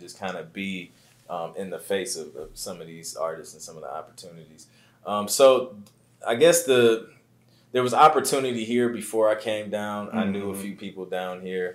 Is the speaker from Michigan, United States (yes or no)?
no; Toledo, Ohio, United States; moved away as an adult; also born or lived in Columbus, Ohio; now in Atlanta, United States; Born and raised in Toledo. Lived in Columbus for about 5-6 years, and now I'm in Atlanta.